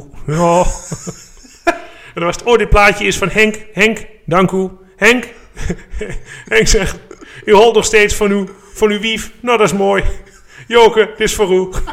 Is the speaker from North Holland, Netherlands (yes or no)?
no; Haaksbergen, Overijssel, Netherlands; ik kom uit Haaksbergen uit het oosten van het land